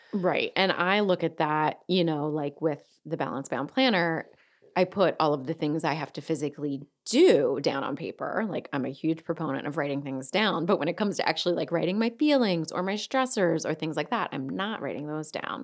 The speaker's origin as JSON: {"language": "English", "area": "Delaware County", "region": "Pennsylvania", "country": "United States", "accent": "Delco", "said": "my Delco accent"}